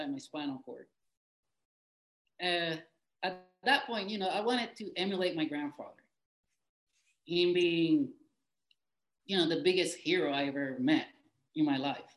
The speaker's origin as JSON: {"language": "English", "country": "Puerto Rico", "said": "me being Puerto Rican, which are we are American citizens by birth"}